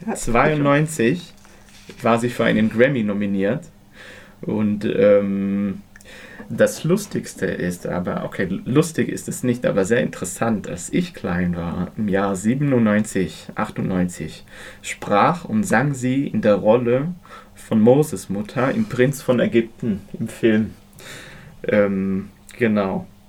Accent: Israel; moved away; ich bin in Israel aufgewachsen

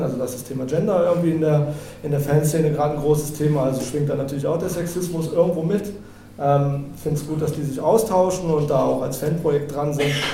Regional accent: FCM fan, eastern Germany, Germany; now in Munich, Germany; Ich komme ursprünglich aus den äh, neuen Bundesländern, bin ursprünglich eigentlich FCMler, also ähm, ein bisschen mit dem äh, großen FCM groß geworden

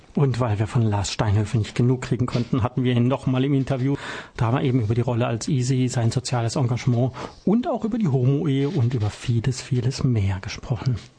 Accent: Baden-Württemberg, Germany; als Badener

